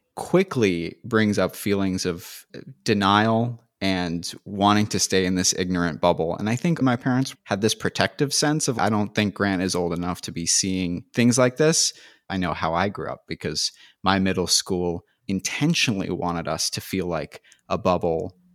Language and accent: English; San Francisco Bay Area, California, United States; moved away as an adult; also born or lived in Los Angeles; I grew up just outside of San Francisco, and went to school in the city